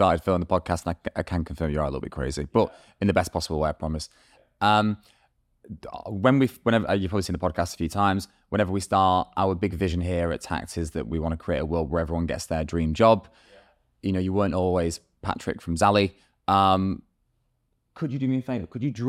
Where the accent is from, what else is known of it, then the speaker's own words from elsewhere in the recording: Oslo, Norway; now in Manchester, United Kingdom; So obviously not a Manchester native. I grew up in Norway, Oslo.